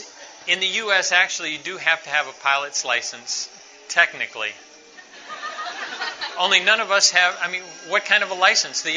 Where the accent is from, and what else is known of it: Quito, Pichincha, Ecuador; moved away